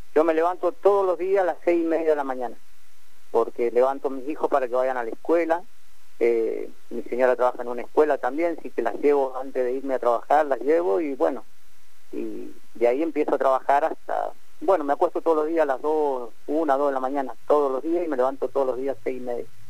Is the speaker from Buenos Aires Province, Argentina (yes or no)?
no; Mendoza, Argentina; moved away as an adult; now in Rincón de los Sauces, Argentina; yo soy nacido en Mendoza